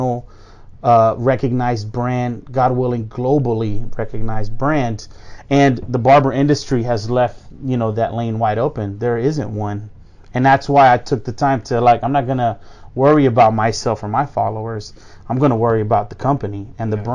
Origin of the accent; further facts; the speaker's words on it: Miami, Florida, United States; we grew up in Miami